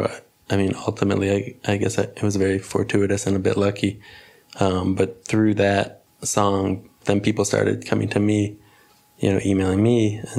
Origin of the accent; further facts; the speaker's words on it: Cleveland, Ohio, United States; born there; also born or lived in Philadelphia; now in Brooklyn, United States; Well, actually, I was born in Cleveland.